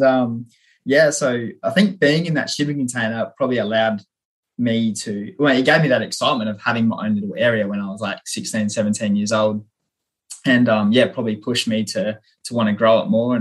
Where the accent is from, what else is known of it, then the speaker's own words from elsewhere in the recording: Renmark, South Australia, Australia; my hometown in Renmark, South Australia